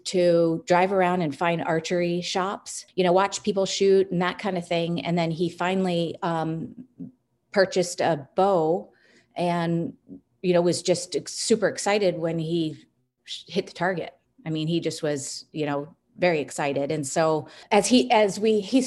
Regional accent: Washington metropolitan area, United States; growing up inside the Beltway. What that means is I grew up in the city.

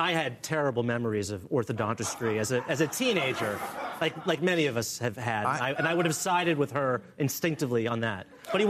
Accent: Massachusetts, United States; I'm from Massachusetts

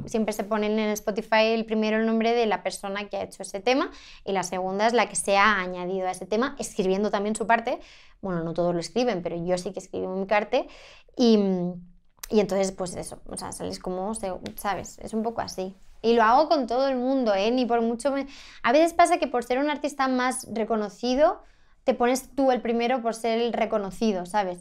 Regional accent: Sant Climent de Llobregat, Catalonia, Spain; moved away as an adult; now in Madrid, Spain; mi casa de, de mi pueblo, ¿sabes? La que crecí

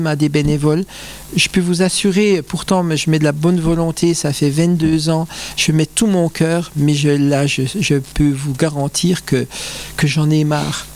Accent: Bains-les-Bains, Grand Est, France; je ne suis pas natif de Remiremont, je suis natif de Bain-les-Bains

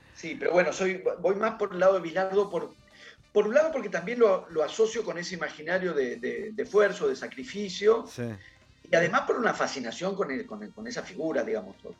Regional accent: Buenos Aires, Argentina; yo no soy de ahí, yo soy de Núñez

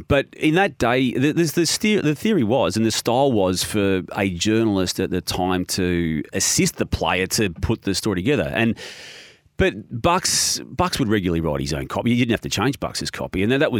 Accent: Melbourne, Victoria, Australia; being a North Melbourne supporter, growing up in North Melbourne

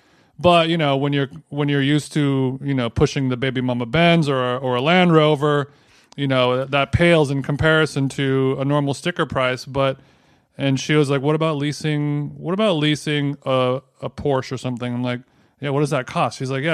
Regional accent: Huntington Beach, California, United States; I'm from Huntington.

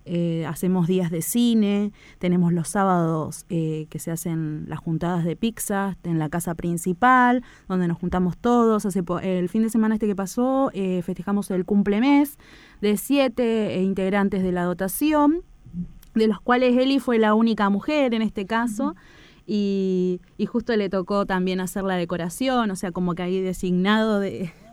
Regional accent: Argentina; la difusión de todos los hechos antárticos y la actividad antártica que se realiza eh, acá como país, como argentinos.

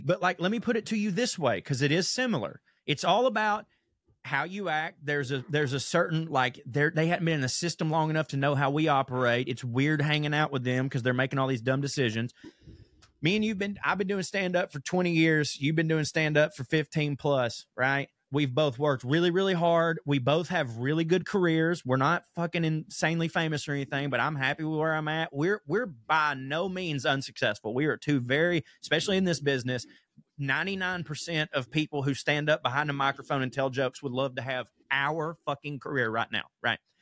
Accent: the South, United States; born or raised there

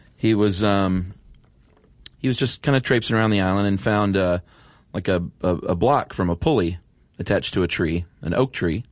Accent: the South, United States; I was from the South

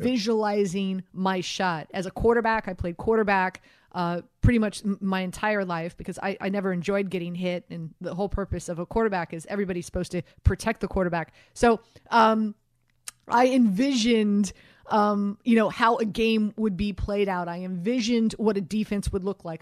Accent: Miami, Florida, United States; moved away; I'm Miami girl here myself

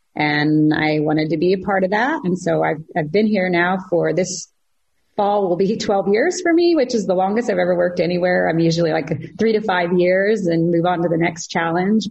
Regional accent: Southeast Kansas, United States; moved away as an adult; also born or lived in Florida; now in California, United States; I'm from Southeast Kansas

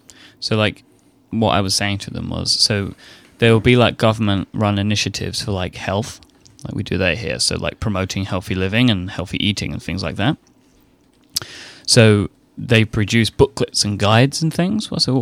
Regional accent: United Kingdom; I, you know, as I knew that I was British, this helps confirm the fact that I now know that I am British.

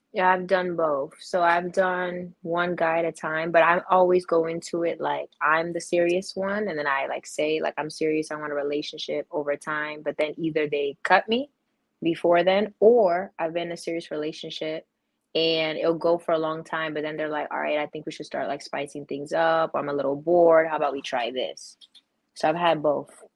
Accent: Maryland, United States; I'm from Maryland.

